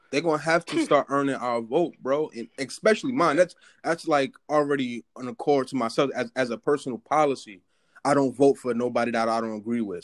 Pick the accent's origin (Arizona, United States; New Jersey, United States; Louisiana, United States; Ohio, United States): New Jersey, United States; North; I'm from North New Jersey